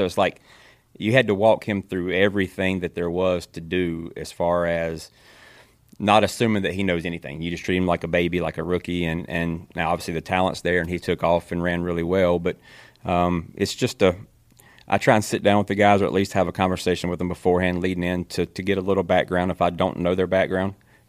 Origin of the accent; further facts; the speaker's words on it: Kannapolis, North Carolina, United States; born and raised in Kannapolis, North Carolina